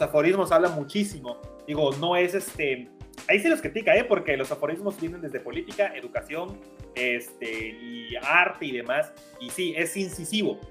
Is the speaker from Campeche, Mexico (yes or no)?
yes; Campeche, Mexico; moved away; also born or lived in Tizimín; yo soy de Campeche, nunca había estado en Tizimín